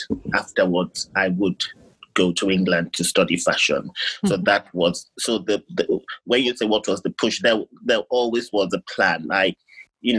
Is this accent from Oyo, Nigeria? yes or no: yes; Ibadan, Oyo, Nigeria; moved away as an adult; also born or lived in London; I was born and brought up in Ibadan in Nigeria